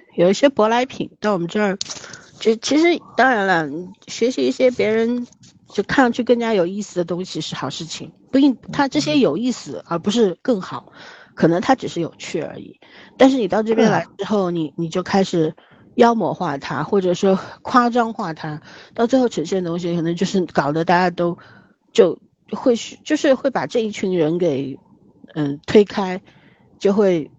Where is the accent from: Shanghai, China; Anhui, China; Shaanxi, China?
Shanghai, China; 我们上海是很朴素的